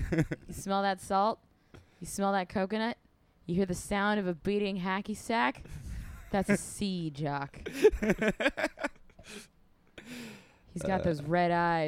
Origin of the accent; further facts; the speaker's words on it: Orange County, Southern California, United States; I grew up in Orange County